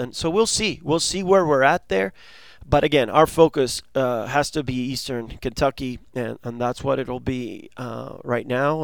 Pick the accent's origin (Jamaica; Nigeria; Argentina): Argentina; now in United States; I was born in Argentina